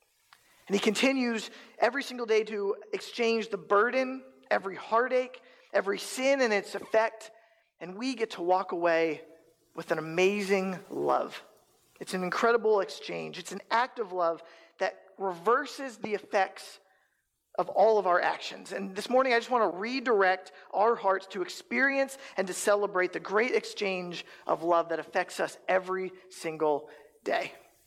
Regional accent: East Coast, United States; now in Council Bluffs, United States; I'm originally from the East Coast, and I moved to Omaha for a year

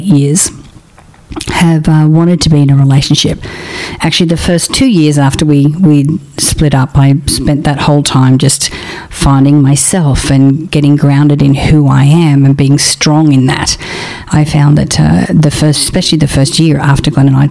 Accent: Australia; now in Los Angeles, United States; I'm an Australian

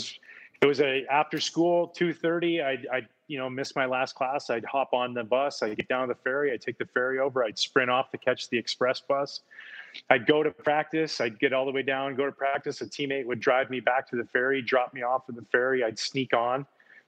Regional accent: outside of Vancouver, British Columbia, Canada; my little town I grew up in outside of Vancouver, you have to take a ferry that goes there.

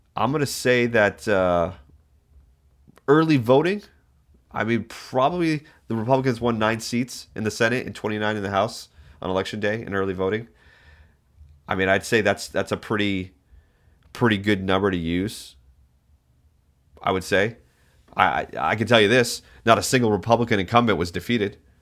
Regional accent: New England, United States; moved away as an adult; also born or lived in Massachusetts; now in Alaska, United States; I grew up in New England

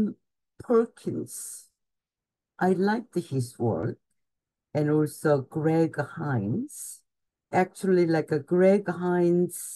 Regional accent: Gwangju, South Korea; moved away as an adult; also born or lived in Seoul, South Korea; now in New York, United States; I was born in Gwangju, Korea, which is about 3 hours south of the Seoul. And I came to university, Ewha University in Seoul. And almost immediately after the college, and I came to New York.

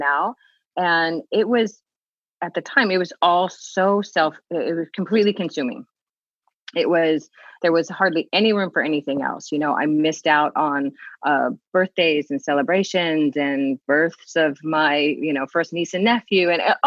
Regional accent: Southern California, United States; moved away as an adult; now in Hawaii, United States; born and raised in Southern California, live in Hawaii.

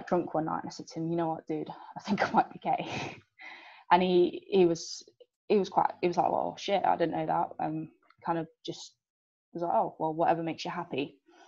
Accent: South Africa; now in England; I obviously didn't grow up in England, and I've not been playing rugby or sort of been part of a sports group for very long time. I did it more in uni, but growing up in South Africa

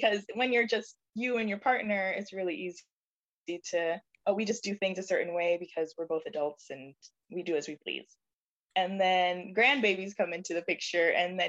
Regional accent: Jamaica; And so I grew up in a household where I was reminded every day that I'm Jamaican.

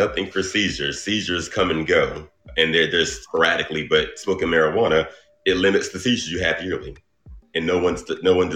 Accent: Dublin, Georgia, United States; I'm from Dublin, Georgia.

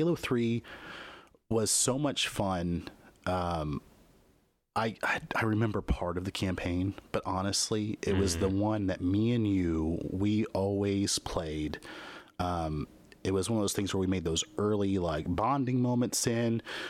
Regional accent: Midwest, United States; Most of my gaming on console was done at friends' houses, your house, when I was growing up in the Midwest, at other people's houses.

